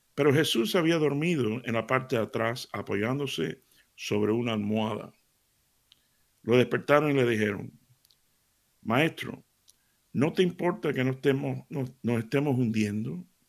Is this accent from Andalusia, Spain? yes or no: yes; Seville, Andalusia, Spain; me crié en Sevilla